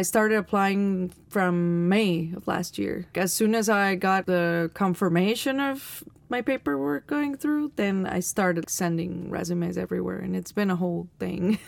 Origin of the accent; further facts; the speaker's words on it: Alajuela, Costa Rica; I was born in Alajuela, which is like 17 kilometers away